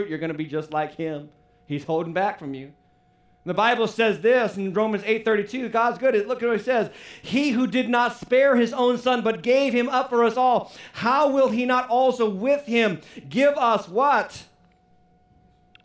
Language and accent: English; United States; As American citizens